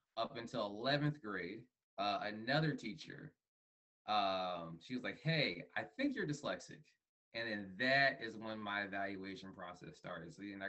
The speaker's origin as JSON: {"language": "English", "town": "Fort Worth", "region": "Texas", "country": "United States", "tie": "born there", "also_born_or_lived": "Montana", "said": "I was born in Fort Worth, Texas, to two Ghanaian parents. I have Ghana running through my blood and veins. I moved around a lot when I was a child."}